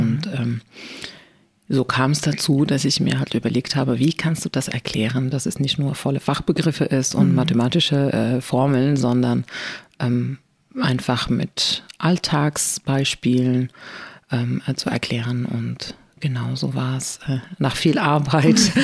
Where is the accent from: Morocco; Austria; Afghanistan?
Morocco; German is a second language; moved away as an adult; also born or lived in Spain / China; now in Germany; ich bin ja in Marokko geboren und mhm. aufgewachsen.